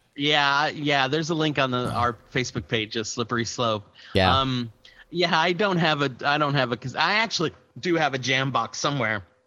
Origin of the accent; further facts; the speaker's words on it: Austin, Texas, United States; I'm from Austin